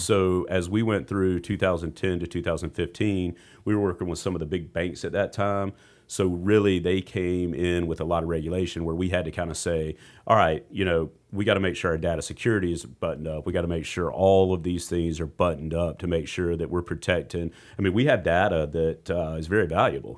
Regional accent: Rock Hill, South Carolina, United States; I grew up in Rock Hill

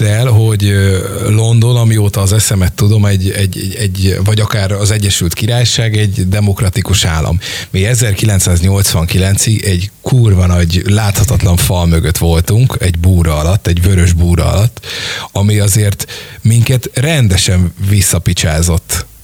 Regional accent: Hungary; mint magyarok

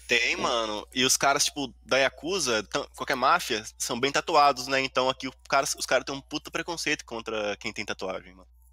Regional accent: Brazil; moved away as an adult; now in Japan; sou brasileiro

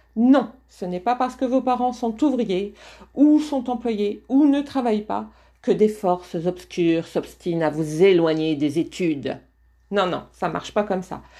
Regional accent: the Nord, Hauts-de-France, France; accent: Ch'ti; je viens du Nord

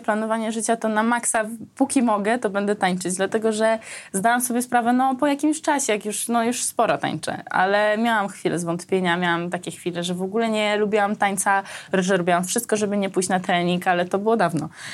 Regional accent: Armenia; now in Poland; pochodzę z Armenii, że jak ja trafiłam do Polski

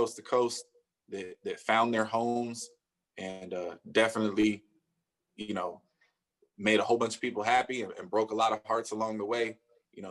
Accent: the Bay Area, California, United States; I'm from the Bay

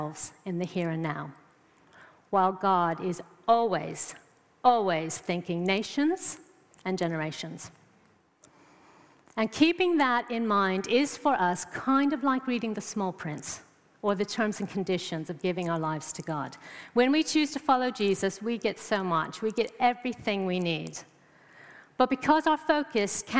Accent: United States; moved away as an adult; now in England; I'm from America

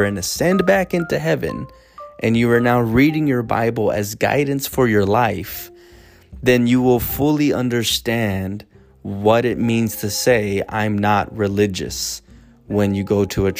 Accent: United States

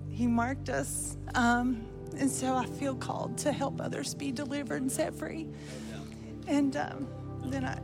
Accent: Lincolnton, North Carolina, United States; Lincolnton, North Carolina.

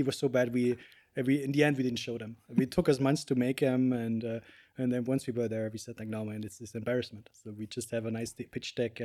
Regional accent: Munich, Bavaria, Germany; moved away as an adult; now in Copenhagen, Denmark; I'm originally from Germany, from Munich, from the south

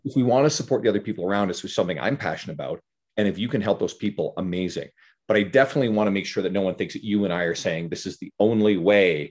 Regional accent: Newfoundland and Labrador, Canada; I grew up in Newfoundland

